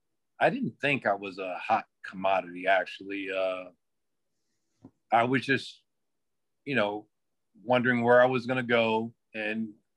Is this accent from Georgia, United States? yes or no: no; Bridgeport, Connecticut, United States; moved away; Oh, well, I'm from Bridgeport, Connecticut. I went to a high school called Warren Harding High School.